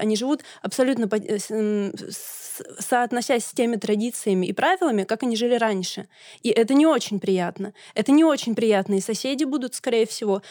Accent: Leninsk-Kuznetsky, Kemerovo Oblast, Russia; also born or lived in Novosibirsk, Russia; now in Saint Petersburg, Russia; я сама из маленького города под названием Ленинск-Кузнецкий, а, в Сибири, а, живу сейчас в мегаполисе, в Санкт-Петербурге. До этого жила в другом мегаполисе, Новосибирске

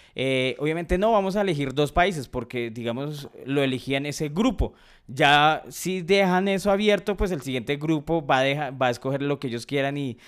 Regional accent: Colombia; nosotros como colombianos pertenecemos a la CONMEBOL

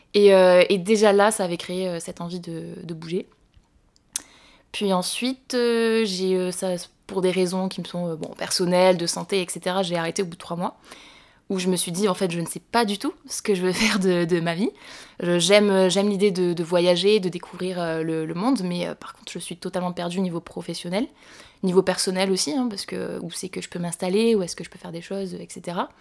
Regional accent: Montauban, Occitania, France; je suis née et j'ai grandi à Montauban

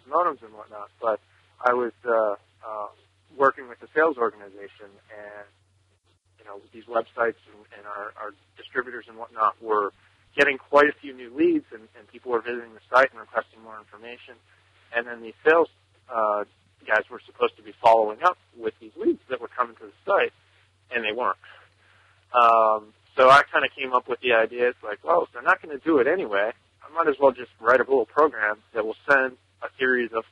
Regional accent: Newtown, Pennsylvania, United States; I'm from Newtown, Pennsylvania, in the United States.

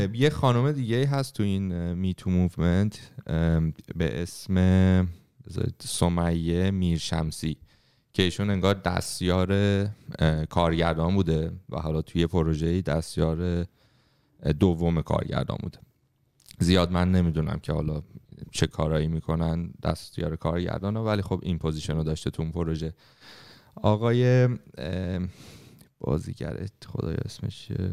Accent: Iran; moved away; توی محیطی که بزرگ شدیم توی ایران

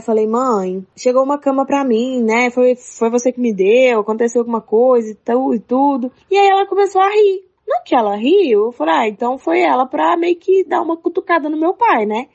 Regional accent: Uberlândia, Minas Gerais, Brazil; eu, eu sou de Uberlândia

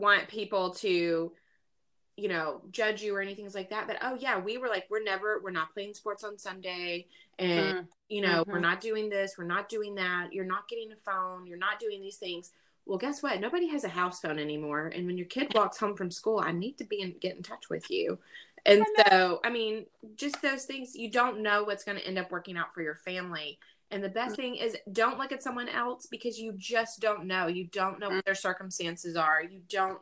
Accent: the South, United States; I grew up in the South

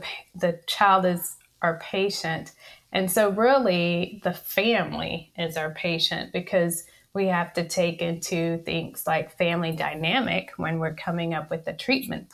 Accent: College Station, Texas, United States; also born or lived in Spring, Texas; I initially practiced in my hometown of College Station, Texas

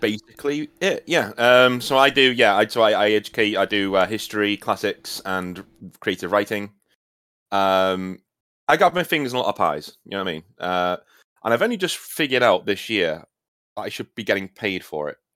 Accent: United Kingdom; being British

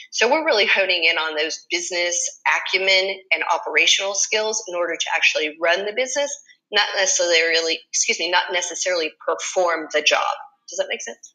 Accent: Springfield, Massachusetts, United States; moved away as an adult; now in Fort Myers, United States; I grew up in Springfield, Massachusetts, and moved down to Fort Myers, Florida, in 2002

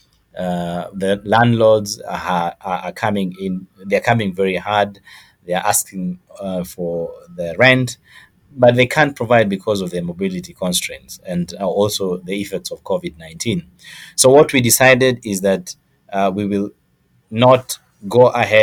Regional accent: Rwanda; also born or lived in Kenya; now in Nairobi, Kenya; I'm a refugee from Rwanda. We came here quite some years ago in Kenya.

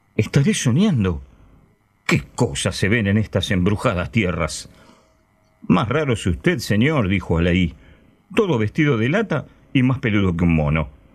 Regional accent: Ramos Mejía, Buenos Aires Province, Argentina; Yo nací en Cava, pero viví toda mi vida en Ramos Mejía, en el oeste del Gran Buenos Aires.

